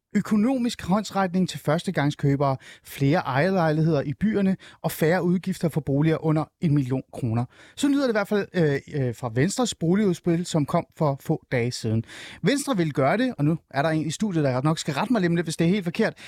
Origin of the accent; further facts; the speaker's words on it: Hornbæk, Capital Region of Denmark, Denmark; jeg voksede op i Nordsjælland, men det var også en lille provinsby i virkeligheden, Det er Old Ålskov hornbæk området